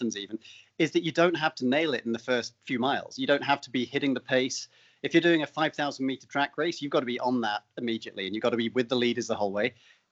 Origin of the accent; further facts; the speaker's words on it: United Kingdom; moved away as an adult; also born or lived in London; I don't come from the US. So in the UK, I was playing cricket and soccer